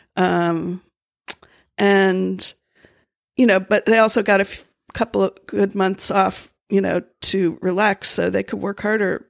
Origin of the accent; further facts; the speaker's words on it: Florida, United States; moved away; I grew up in Florida